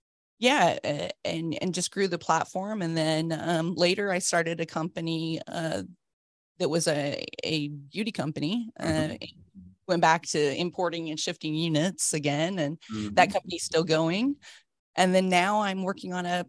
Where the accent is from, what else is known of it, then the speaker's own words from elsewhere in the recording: United States; moved away as an adult; also born or lived in south of France; now in London, United Kingdom; I was born in America, went to school and university there, and moved to Europe around 30 years ago